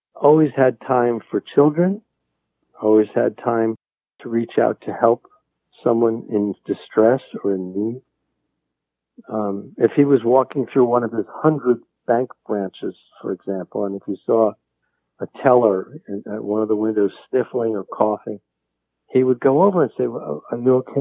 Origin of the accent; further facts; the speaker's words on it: New York, United States; I, I grew up in New York